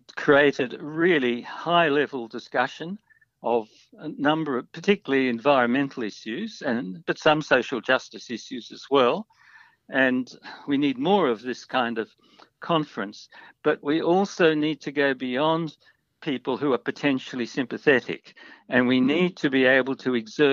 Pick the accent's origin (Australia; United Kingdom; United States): Australia